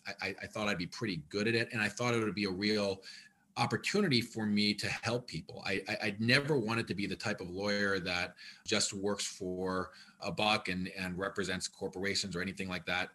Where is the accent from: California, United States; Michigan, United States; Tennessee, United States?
Michigan, United States; Ann Arbor; also born or lived in Washington, D.C. / Detroit; I grew up here as a kid, um, I was born and raised here